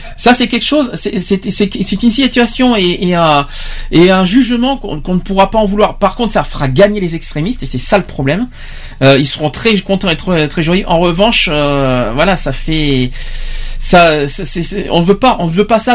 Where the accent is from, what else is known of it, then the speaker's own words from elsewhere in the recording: France; chez nous en France